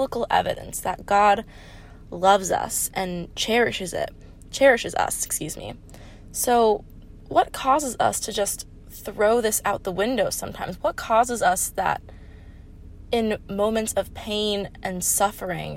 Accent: Hollywood, Florida, United States; moved away as an adult; now in Ohio, United States; I am from Hollywood, Florida, very far from Ohio

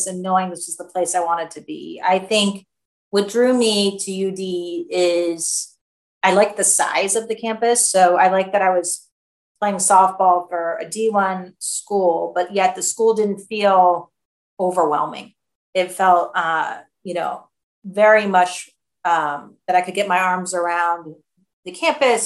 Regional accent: Cleveland, Ohio, United States; I grew up in Cleveland, Ohio.

